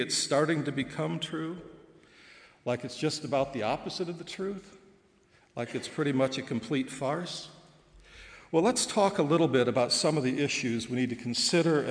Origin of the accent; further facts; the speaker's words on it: Goshen, Indiana, United States; moved away as an adult; also born or lived in Dublin, Ireland; now in Goshen, United States; I'm so Goshen College that my first home was a Goshen College dormitory because my parents were resident directors